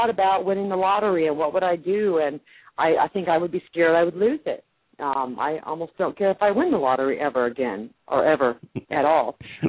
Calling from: Mason, Tennessee, United States; Mason, Tennessee.

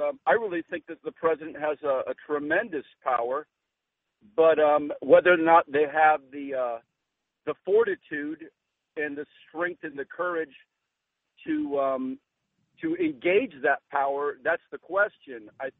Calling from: Florida, United States; I am from Florida.

